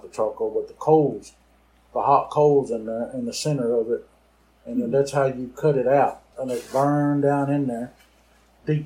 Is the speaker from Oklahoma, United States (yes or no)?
yes; Wright City, Oklahoma, United States; also born or lived in Talihina, Oklahoma; I was born in Tallahassee, Oklahoma. I live here in Wright City, Oklahoma